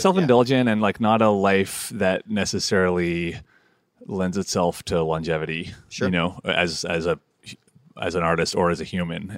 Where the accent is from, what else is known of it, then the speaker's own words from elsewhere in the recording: Toronto, Ontario, Canada; moved away; also born or lived in Montreal; I grew up like deeply entrenched in the folk scene in Toronto